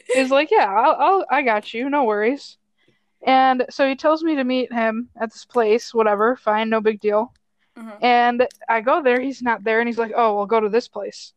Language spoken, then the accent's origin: English; Wisconsin, United States; also born or lived in Minnesota; now in Illinois, United States; i was born in minnesota but grew up in wisconsin